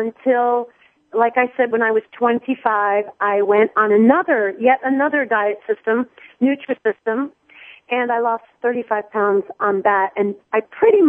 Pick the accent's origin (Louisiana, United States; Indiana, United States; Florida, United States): Florida, United States; Miami; I'm from Miami my whole life when I was young